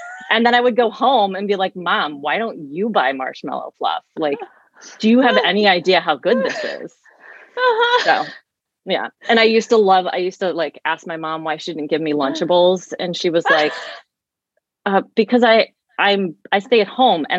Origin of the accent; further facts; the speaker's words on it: St. Louis, Missouri, United States; I grew up in St. Louis, but in the same county even, but two different homes